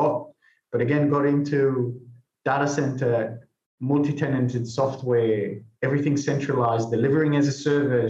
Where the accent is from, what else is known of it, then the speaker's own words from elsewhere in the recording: Israel; moved away; I'm originally from Israel, so I joined the army